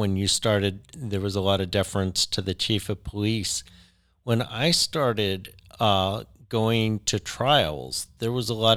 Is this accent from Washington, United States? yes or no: no; Davis, California, United States; I have the perspective of kind of two points in time, both in my hometown of Davis